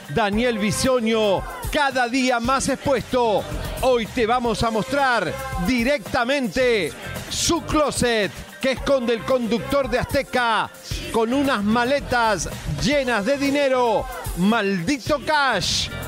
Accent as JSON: {"language": "Spanish", "country": "Argentina", "said": "soy argentino"}